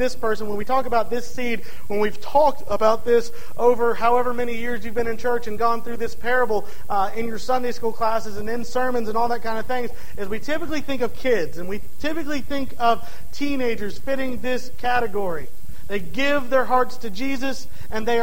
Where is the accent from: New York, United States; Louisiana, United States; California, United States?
Louisiana, United States; DeRidder; my hometown of DeRidder, Louisiana